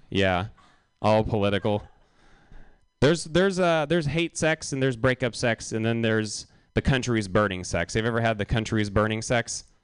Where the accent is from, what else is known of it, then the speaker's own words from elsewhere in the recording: Los Angeles, California, United States; now in San Francisco, United States; I'm from California and I live here now. Uh, well, I know that doesn't really make sense. I'm from LA and I live here now, and it's good to live in San Francisco.